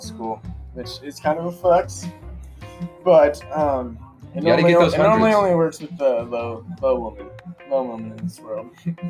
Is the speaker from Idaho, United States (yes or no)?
yes; Idaho, United States; moved away as an adult; now in Texas, United States; I am from Idaho.